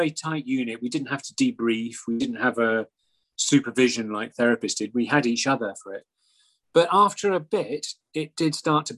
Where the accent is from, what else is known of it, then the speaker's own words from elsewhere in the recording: Scotland, United Kingdom; I'm Scottish